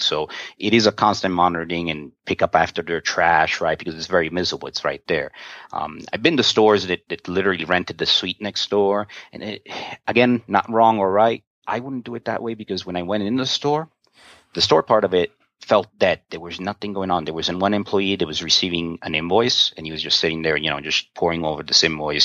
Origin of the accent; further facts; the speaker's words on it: New York, United States; I'm from New York. I'm Italian